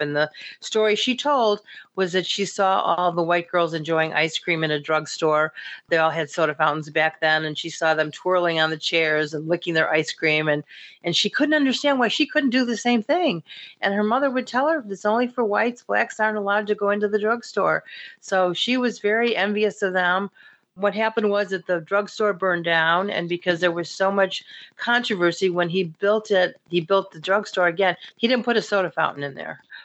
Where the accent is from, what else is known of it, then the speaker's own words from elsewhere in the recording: the North, United States; somebody like myself, also growing up in the North